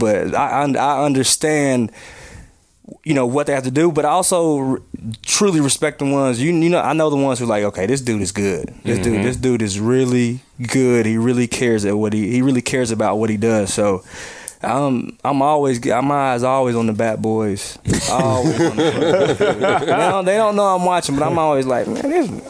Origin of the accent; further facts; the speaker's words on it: North Carolina, United States; moved away; I grew up in North Carolina, so it was WGN, it was the Cubs and the Braves